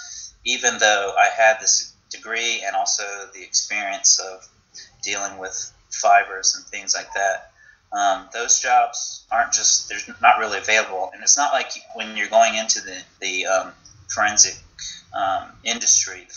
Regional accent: North Carolina, United States; moved away; also born or lived in Los Angeles; I'm originally from North Carolina

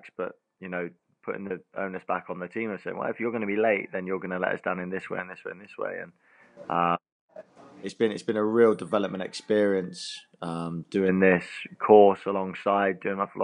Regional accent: England, United Kingdom; moved away as an adult; now in Cayman Islands

